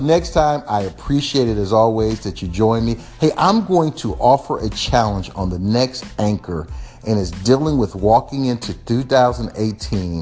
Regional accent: Texas, United States; I'm from Texas

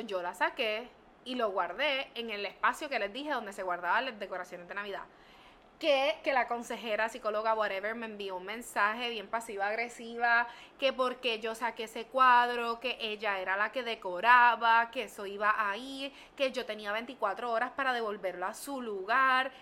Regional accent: San Juan, Puerto Rico; Ahora estoy en la 65 Infantería de San Juan

